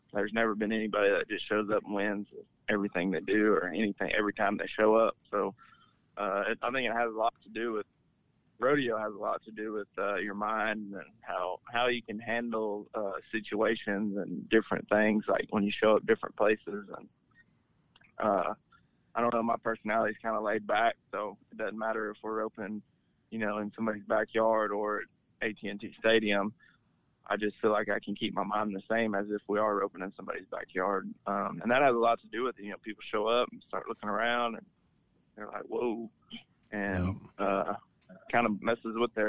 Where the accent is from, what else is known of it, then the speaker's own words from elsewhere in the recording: Belleville, United States; Belleville, which is my hometown rodeo